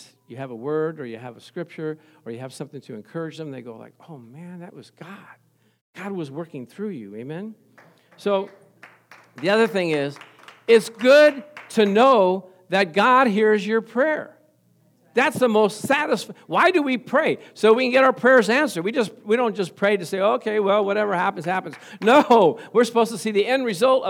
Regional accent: Gardena, California, United States; I came from Gardena

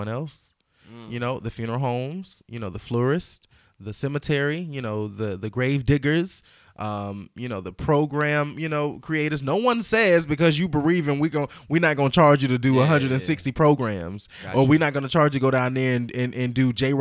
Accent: the South, United States; I'm from the South

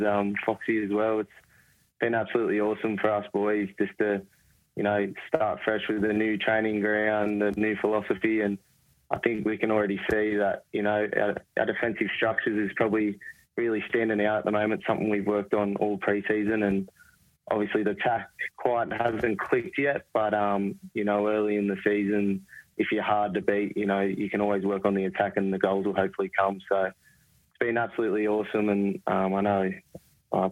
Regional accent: Terrigal, New South Wales, Australia; I grew up in Terrigal. You know, probably 15 minutes from Gosford.

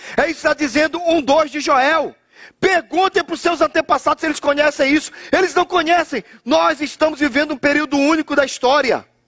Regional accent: Brazil; moved away; Nós somos brasileiros

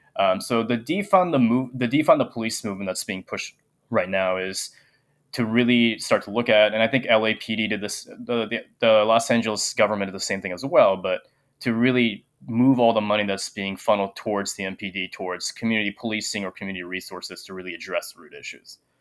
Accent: Japan; now in Minneapolis, United States; I'm a uh, Sri Lankan American. Um, I was born and raised in Japan

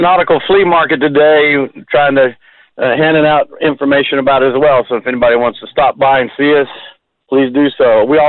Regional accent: Gainesville, United States; Gainesville. Hey, we're crackers.

